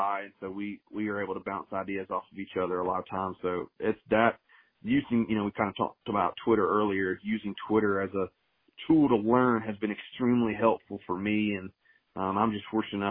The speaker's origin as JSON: {"language": "English", "town": "Dawson", "region": "Georgia", "country": "United States", "tie": "born or raised there", "also_born_or_lived": "Warner Robins, Georgia", "moved": "as an adult", "lives_now": "Grayson, United States", "said": "I'm from a little small town called Dawson."}